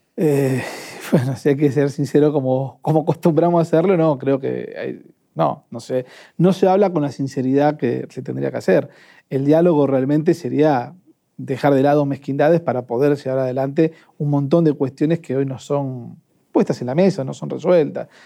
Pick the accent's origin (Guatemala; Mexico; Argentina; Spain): Argentina; Avellaneda, Buenos Aires Province; Yo soy de Avellaneda